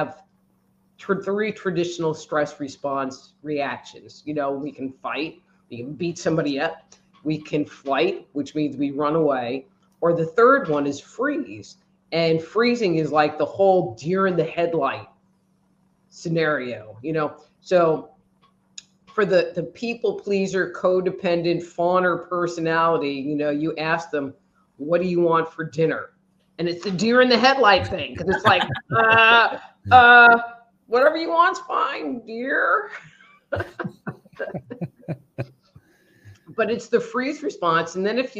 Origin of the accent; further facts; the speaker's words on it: New York, United States; now in Texas, United States; I'm from New York